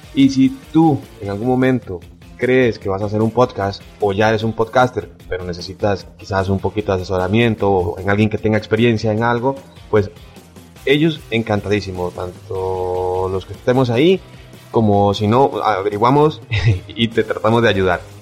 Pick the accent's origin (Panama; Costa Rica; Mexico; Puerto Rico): Costa Rica; soy de Costa Rica